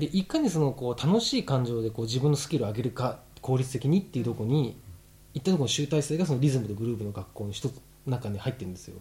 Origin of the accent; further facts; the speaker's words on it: Japan; 日本育ち